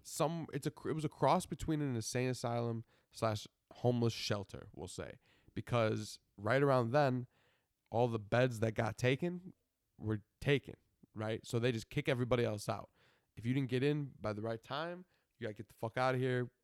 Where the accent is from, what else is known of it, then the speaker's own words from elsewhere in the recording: Buffalo, New York, United States; I'm from Buffalo.